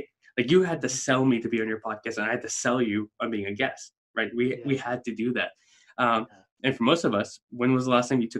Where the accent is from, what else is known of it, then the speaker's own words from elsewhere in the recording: South Africa; moved away as an adult; now in United States; I'm a South African, immigrated to the States in December of 2007.